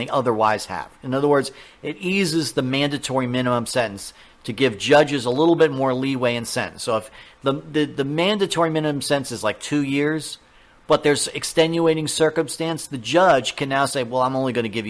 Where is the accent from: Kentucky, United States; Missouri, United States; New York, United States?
New York, United States; I'm from New York